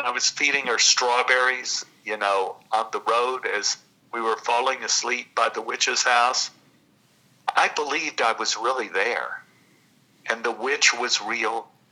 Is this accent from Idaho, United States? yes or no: no; Dallas, Texas, United States; I grew up in Oak Cliff, which is right outside of Dallas